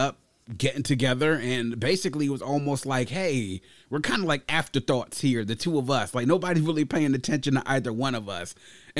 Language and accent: English; Nigeria; Listening to me and not being judgmental about my, you know, my background and me being Nigerian.